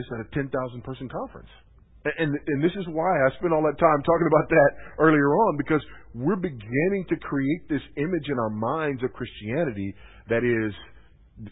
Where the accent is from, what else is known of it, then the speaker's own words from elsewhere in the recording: Los Angeles, California, United States; moved away; John MacArthur started pastoring Grace Community Church there in the L.A. area the year I was born. My hometown, the year I was born